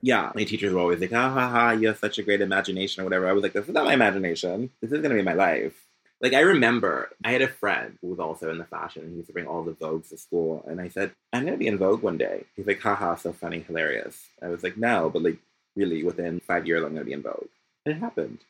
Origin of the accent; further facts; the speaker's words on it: Philadelphia, Pennsylvania, United States; also born or lived in Orange, Virginia / Greenville, North Carolina; now in Paris, France; I was born in Philadelphia. My dad is from Boston, and then I went to school in Virginia